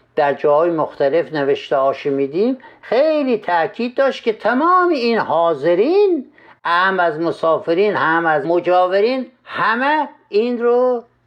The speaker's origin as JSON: {"language": "Persian", "region": "Khorasan", "country": "Iran", "said": "در ولایت ما خراسان"}